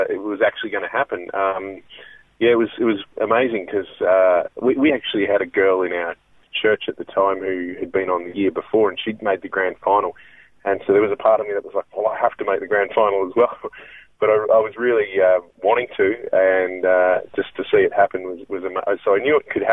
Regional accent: Melbourne, Victoria, Australia; I was born and raised in Melbourne, and I grew up in Ringwood out in there

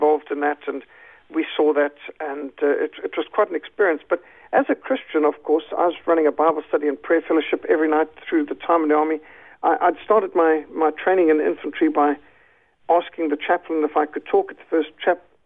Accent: Zimbabwe; I was brought up secular, but in Rhodesia, one of the last of the British colonies

